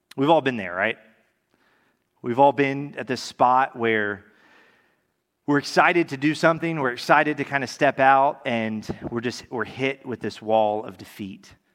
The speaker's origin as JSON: {"language": "English", "town": "Tallahassee", "region": "Florida", "country": "United States", "tie": "born or raised there", "also_born_or_lived": "California", "said": "I'm from Tallahassee, grew up here"}